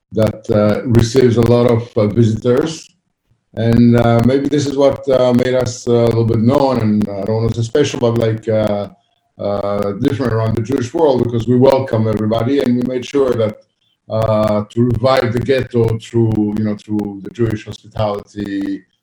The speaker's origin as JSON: {"language": "English", "country": "Italy", "tie": "born or raised there", "said": "I grew up in Italy"}